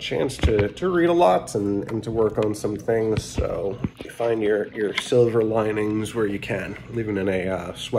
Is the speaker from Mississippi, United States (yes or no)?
no; Long Island, New York, United States; I'm from Long Island originally